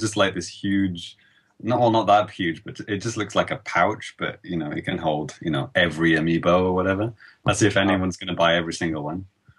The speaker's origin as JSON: {"language": "English", "country": "United Kingdom", "said": "as a British guy"}